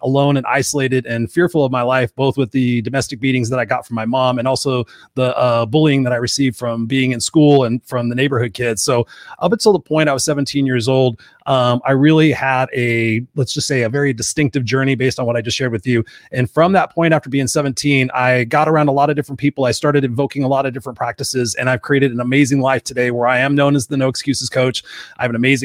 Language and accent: English; Inglewood, California, United States; I grew up in Inglewood, California, Los Angeles, California